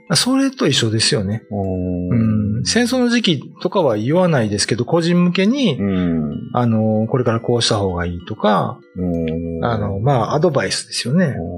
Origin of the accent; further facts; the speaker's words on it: Kyoto, Japan; now in Okinawa, Japan; 僕、まあ、出身京都ですけど